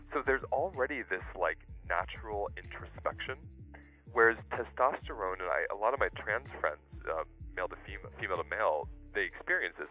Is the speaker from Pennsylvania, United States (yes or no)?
yes; Pennsylvania, United States; I grew up in Pennsylvania